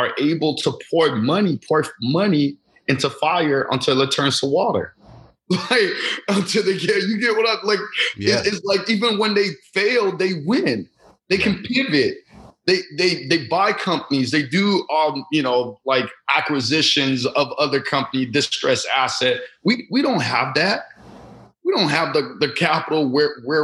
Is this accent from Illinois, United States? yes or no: yes; Chicago, Illinois, United States; also born or lived in Lagos, Nigeria; Yeah, I came from Lagos, Nigeria. I moved to Chicago, Illinois at the age of 5